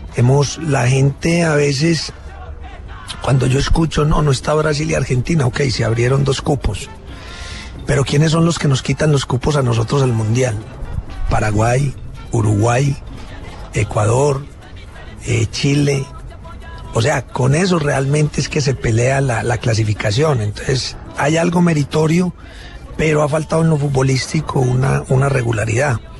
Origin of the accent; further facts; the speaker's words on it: Colombia; como decimos en Colombia